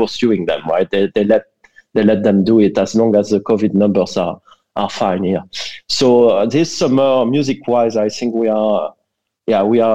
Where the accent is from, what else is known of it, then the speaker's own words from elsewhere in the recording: France; accent: French; English is a second language; moved away as an adult; also born or lived in Brussels; now in Berlin, Germany; I'm French originally. I think everybody can tell, given my accent.